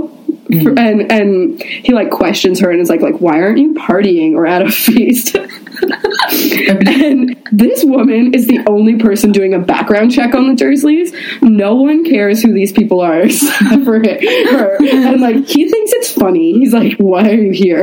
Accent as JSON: {"language": "English", "country": "Canada", "said": "we're Canadian"}